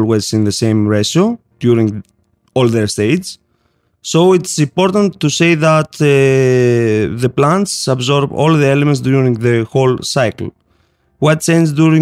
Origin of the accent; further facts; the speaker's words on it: Greece; from Haifa, Southeast Europe, and I'm from Greece